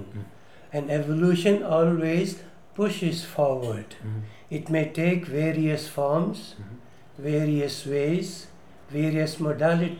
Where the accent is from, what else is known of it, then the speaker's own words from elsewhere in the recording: Kannada-medium schooling, Karnataka, India; English is a second language; I came from Kannada medium and started with A, B, C, D in 7th standard